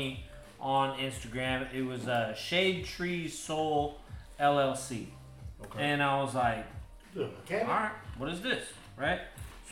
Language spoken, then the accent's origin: English; West Coast, United States; I'm from the West Coast